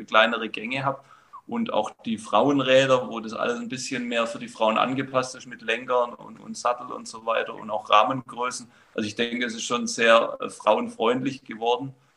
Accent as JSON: {"language": "German", "region": "Baden-Württemberg", "country": "Germany", "tie": "born or raised there", "said": "ich bin in, in Baden-Württemberg aufgewachsen"}